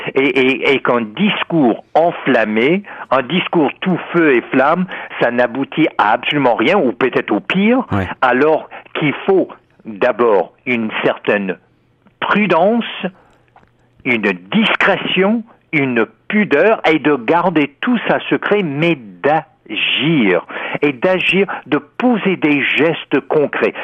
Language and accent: French; United States; moved away; en tant qu'Américain et ancien moi-même de l'Université de Californie à Berkeley